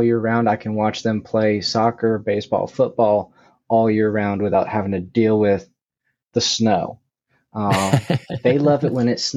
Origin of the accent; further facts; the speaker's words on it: New York, New England and Vermont, United States; moved away as an adult; also born or lived in Colorado; I grew up in New England and Vermont, New York.